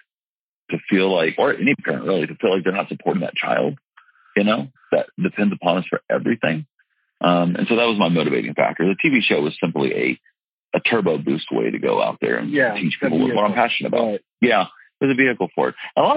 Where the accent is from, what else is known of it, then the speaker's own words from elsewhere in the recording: the South, United States; I'm from the South